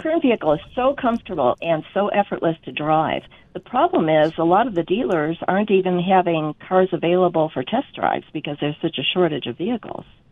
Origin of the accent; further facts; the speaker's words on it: Chicago, Illinois, United States; moved away; I was born and raised in Chicago